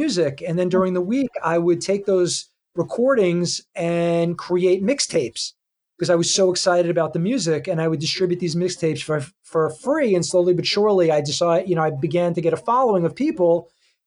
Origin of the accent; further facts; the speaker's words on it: Lawrence, New York, United States; I grew up in Lawrence, Long Island